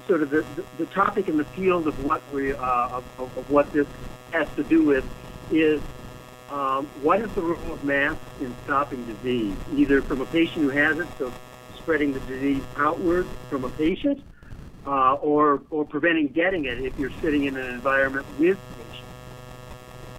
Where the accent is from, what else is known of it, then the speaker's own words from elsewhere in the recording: United States; as an American